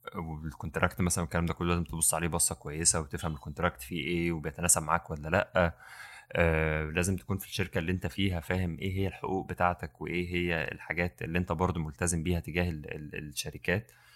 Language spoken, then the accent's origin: Arabic; Mansoura, Dakahlia, Egypt; احنا من المنصوره